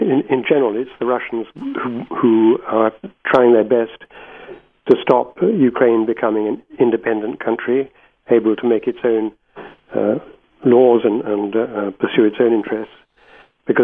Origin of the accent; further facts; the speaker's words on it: Gibraltar; moved away; I was born in Gibraltar and spent much of my boyhood there.